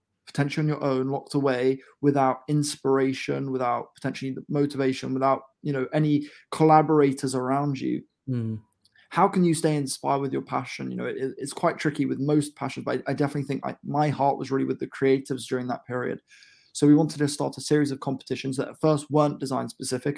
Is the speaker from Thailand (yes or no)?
no; Bedford, East of England, United Kingdom; my hometown of Bedford